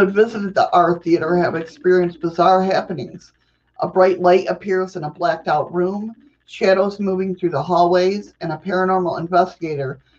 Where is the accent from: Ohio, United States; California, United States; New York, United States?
New York, United States; also born or lived in Rochester, New York; I'm a New Yorker